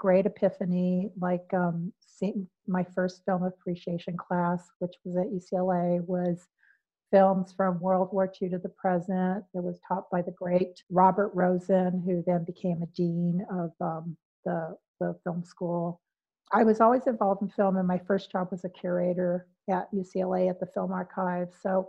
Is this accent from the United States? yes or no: no; Philippines; And I was saying, no, I'm not, I'm Filipino.